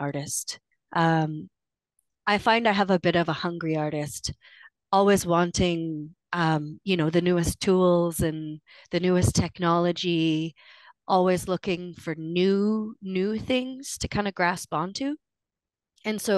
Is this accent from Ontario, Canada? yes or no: no; Cheam, Fraser Valley, British Columbia, Canada; from Chiam, which is a small village below Mount Chiam on the banks of the Fraser in the Fraser Valley